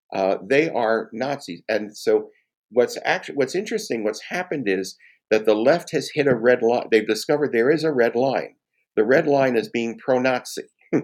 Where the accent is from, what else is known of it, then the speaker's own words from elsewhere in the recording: United States; I have, shall we say, the personal experience of being Jewish in America as an American, of Jewish ancestry and Jewish faith and Jewish heritage, and proudly so, for more than two-thirds of a century.